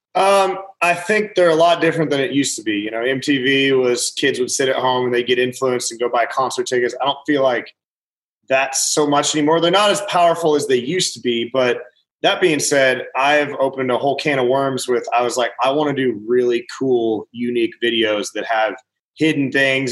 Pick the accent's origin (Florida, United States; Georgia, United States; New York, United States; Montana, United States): Montana, United States; Butte; older brother's the DJ in my hometown, Butte, Montana